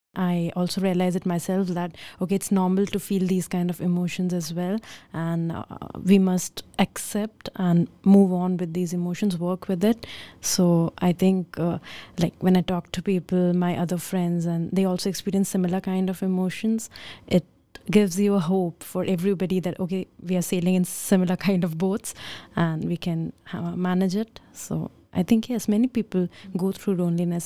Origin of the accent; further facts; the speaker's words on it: India; moved away as an adult; now in Netherlands; being from India